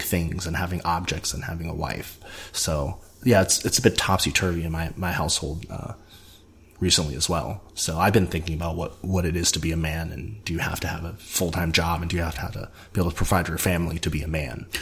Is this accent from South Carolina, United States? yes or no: yes; South Carolina, United States; growing up in South Carolina